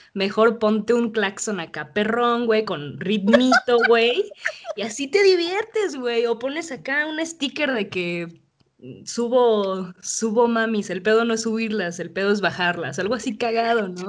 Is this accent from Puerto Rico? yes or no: no; Mexico City, Mexico; soy de la Ciudad de México